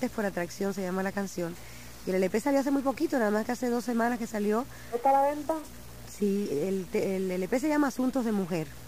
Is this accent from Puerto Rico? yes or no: yes; Arecibo, Puerto Rico; now in New York, United States; Sí, yo nací en Arecibo.